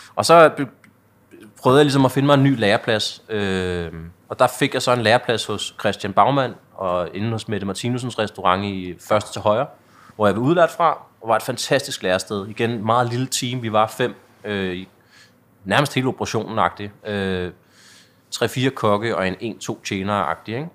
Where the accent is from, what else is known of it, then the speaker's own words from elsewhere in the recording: Vium, Denmark; jeg er vokset op i Vium, der ligger en 10 km væk herfra